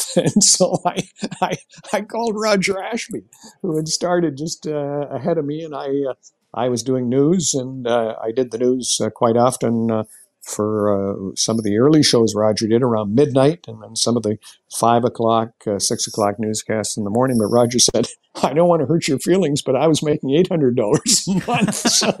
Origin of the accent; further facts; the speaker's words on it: Canada; students would come up to me and say, are you the Canadian? And I'd say, yeah, I am.